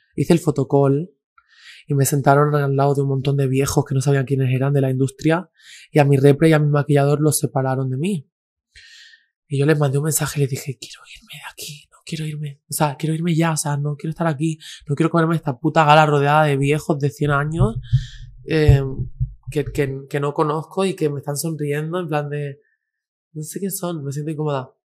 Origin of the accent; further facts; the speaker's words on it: a village in Granada, Andalusia, Spain; also born or lived in Girona; now in Madrid, Spain; soy de un pueblo de, nací en Gerona, pero soy de un pueblo mm. de Andalucía, de Granada